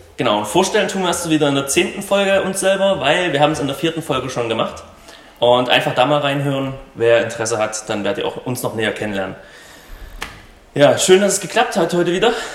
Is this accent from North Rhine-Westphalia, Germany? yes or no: no; Saxony, Germany; ich komme aus Sachsen